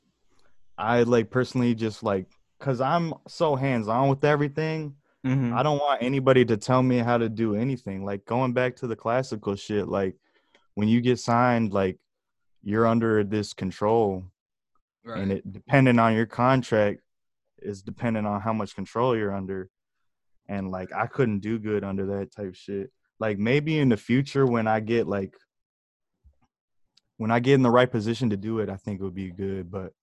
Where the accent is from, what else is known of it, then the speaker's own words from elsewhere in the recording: Michigan, United States; also born or lived in Georgia; I am from Michigan. All around Michigan, because I've been moving around my whole life. Back and forth from Georgia to Michigan.